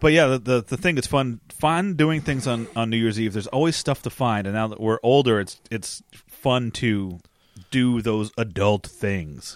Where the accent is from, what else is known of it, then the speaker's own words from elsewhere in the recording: United States; also born or lived in New Jersey; Growing up in New York and New Jersey